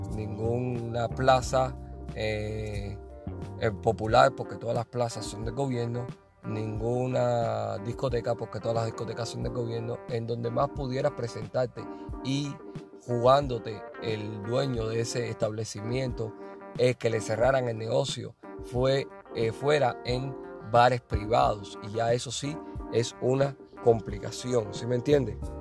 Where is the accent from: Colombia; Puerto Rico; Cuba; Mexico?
Cuba; Havana; moved away as an adult; now in Phoenix, United States; en La Habana, principalmente, que es que donde, de donde yo soy